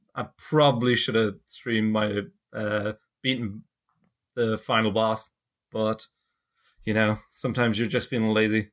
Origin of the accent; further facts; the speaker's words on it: Ireland; now in United States; I'm actually not heading back to Ireland